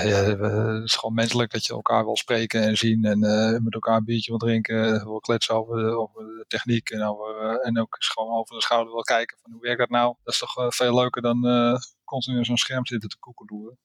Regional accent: Netherlands; ik ben een Nederlander

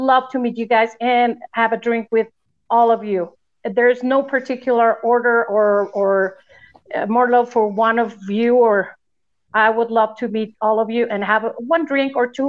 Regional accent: Mexico; I'm not from Chicago, and we in Mexico

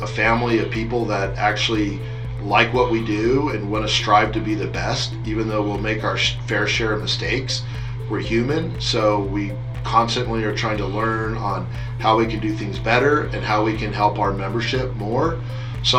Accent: United States; being an American, growing up on the Mexican border

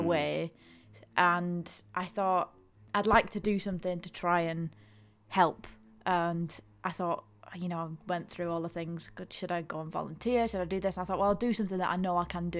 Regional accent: Ulverston, North West England, United Kingdom; I'm from Ulverston, which is so far away from here.

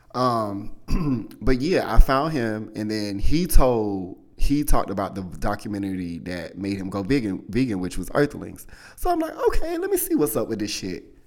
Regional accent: South Carolina, United States; I'm from the South, y'all. From South Carolina

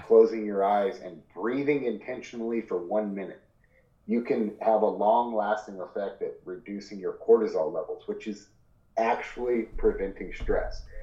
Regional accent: Ashland area, Oregon, United States; my hometown

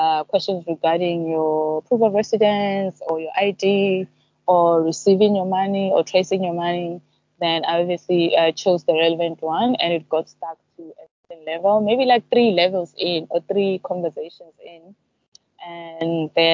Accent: South Africa; now in Zanzibar, Tanzania; us in South Africa

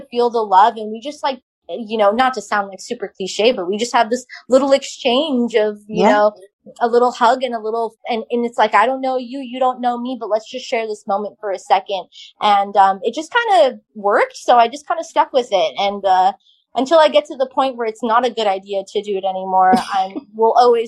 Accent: Long Island, New York, United States; I grew up on Long Island with a bunch of Italians

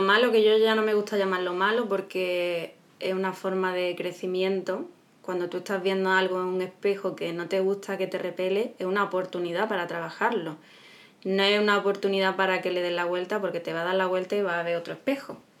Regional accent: Málaga, Andalusia, Spain; somos de Málaga, Andalucía, España

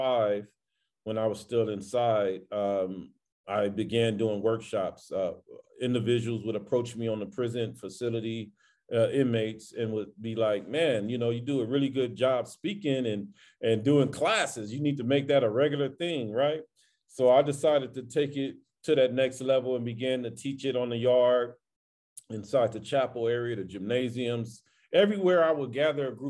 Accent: Los Angeles, California, United States; I grew up in South Central Los Angeles in the 80s, 70s, and the 80s

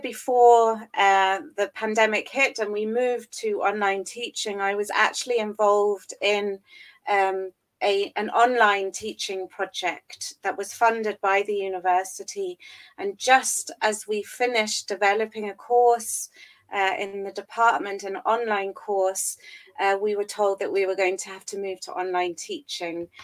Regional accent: England, United Kingdom; moved away as an adult; now in Berlin, Germany; I'm originally from England, and that's where uh, I completed my studies

